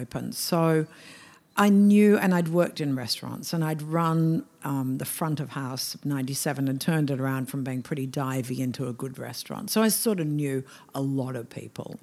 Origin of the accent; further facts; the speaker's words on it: Melbourne, Victoria, Australia; moved away as an adult; also born or lived in Hong Kong / Shanghai; I come from Melbourne